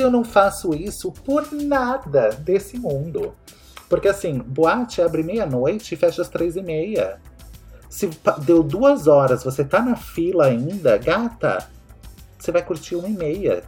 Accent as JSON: {"language": "Portuguese", "country": "Brazil", "said": "eu sou brasileiro"}